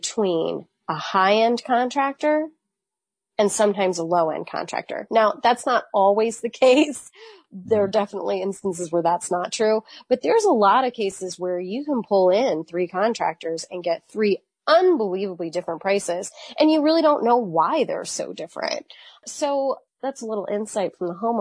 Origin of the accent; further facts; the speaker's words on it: Virginia, United States; I'm from Virginia.